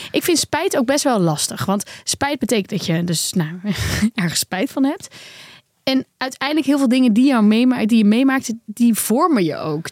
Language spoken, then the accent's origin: Dutch; Netherlands; Wij zijn Hollanders